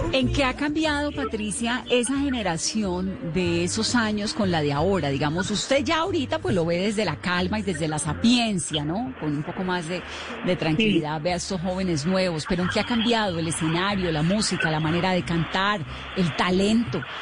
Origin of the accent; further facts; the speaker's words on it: Cali, Valle del Cauca, Colombia; yo soy caleña